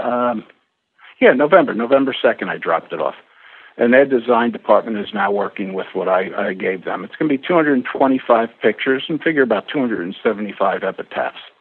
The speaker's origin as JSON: {"language": "English", "region": "New York", "country": "United States", "tie": "born or raised there", "also_born_or_lived": "Rockport, Massachusetts", "moved": "yes", "said": "I was actually born and bred in New York"}